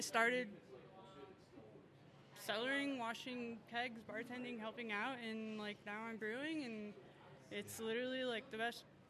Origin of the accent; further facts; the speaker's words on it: Tucson, Arizona, United States; I'm from Tucson as well, and like all of these flavors are flavors I grew up